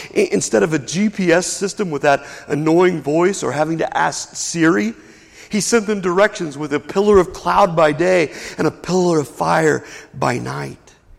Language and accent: English; Lexington, Kentucky, United States; also born or lived in Whitesburg, Kentucky; I grew up in Lexington, Kentucky